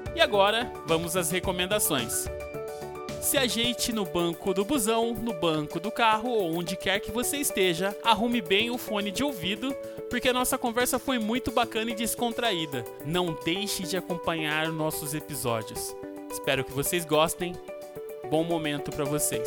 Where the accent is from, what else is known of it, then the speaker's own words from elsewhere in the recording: Campinas, São Paulo, Brazil; moved away as an adult; also born or lived in Rondonópolis, Mato Grosso; voltei para minha cidade natal, que é Campinas.